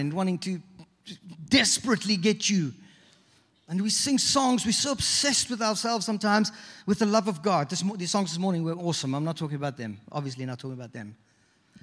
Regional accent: South Africa; moved away as an adult; also born or lived in British Virgin Islands; now in Toronto, Canada; We grew up in South Africa.

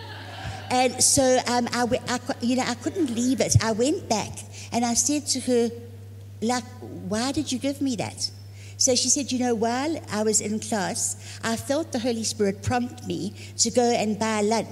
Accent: Zululand, KwaZulu-Natal, South Africa; moved away as an adult; also born or lived in Dallas; I'm from Africa, from Zululand.

